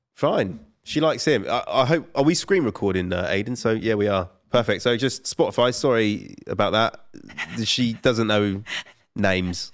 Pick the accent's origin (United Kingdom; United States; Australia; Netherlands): United Kingdom; Colchester, East of England; I'm from Colchester